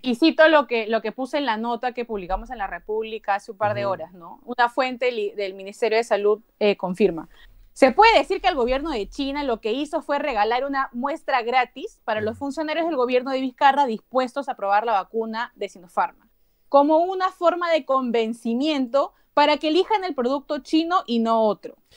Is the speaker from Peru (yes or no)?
yes; Peru; como periodista, como ciudadana, como peruana